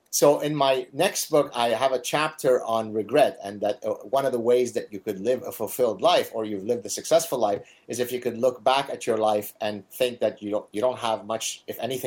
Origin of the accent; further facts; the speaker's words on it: Canada; I'm Canadian